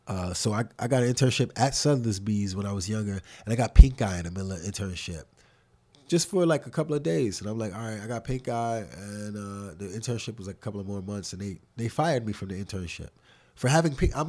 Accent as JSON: {"language": "English", "town": "New York City", "region": "New York", "country": "United States", "tie": "born or raised there", "said": "I grew up in Harlem."}